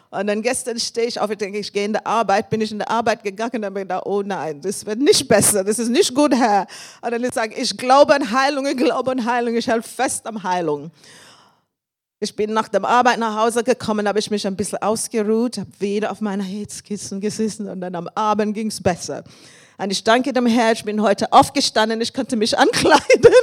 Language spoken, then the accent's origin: German; England, United Kingdom; German is a second language; moved away as an adult; now in Germany; Ich komme aus England. Ich bin seit fast 30 Jahren hier in Deutschland.